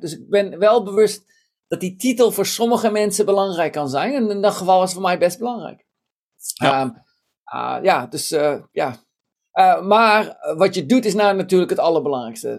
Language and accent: Dutch; Tiel, Gelderland, Netherlands; moved away; ik ben in Nederland geboren, in Tiel opgegroeid